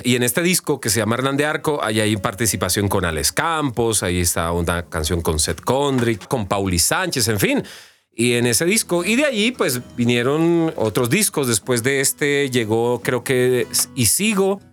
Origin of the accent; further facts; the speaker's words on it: Colombia; me identifican a mí como colombiano, de dónde vengo